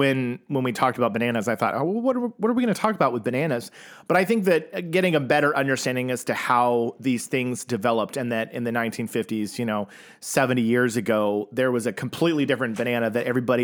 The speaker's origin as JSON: {"language": "English", "country": "United States", "tie": "born or raised there", "said": "growing up as an American"}